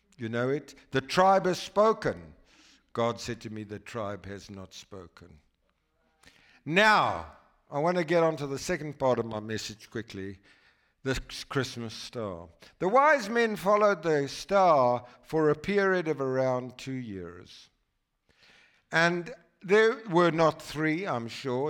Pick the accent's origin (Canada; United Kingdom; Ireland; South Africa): South Africa; a boy from South Africa